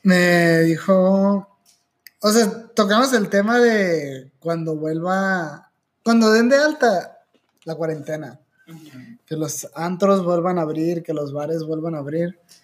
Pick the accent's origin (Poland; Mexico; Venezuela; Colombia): Mexico; Hermosillo, Sonora; also born or lived in Guadalajara; crecí en Guadalajara, para los que no sabían, y cuando yo llegué, nací en Hermosillo, pero a los ocho años nos regresamos para, cuando yo tenía ocho años, ¿no? Me regresé a Hermosillo